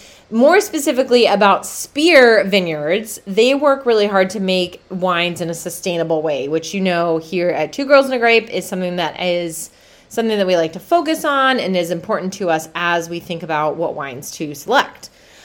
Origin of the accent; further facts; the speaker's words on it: Brazil; So in addition to South Africa, Pinotage is also grown in Brazil. My home country.